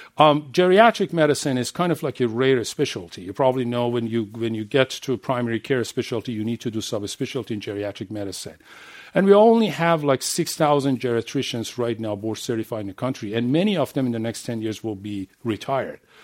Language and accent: English; Iran; English is a second language; moved away as an adult; I'm coming from Middle East, from Iran. And I know, and I raised and grew up there.